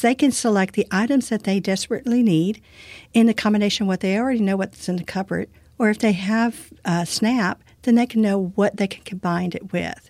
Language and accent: English; Brazoria County, Texas, United States; I've lived in this community all my life